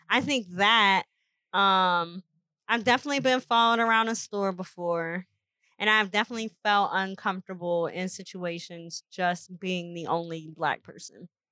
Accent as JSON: {"language": "English", "region": "Indiana", "country": "United States", "tie": "born or raised there", "said": "growing up in Indiana"}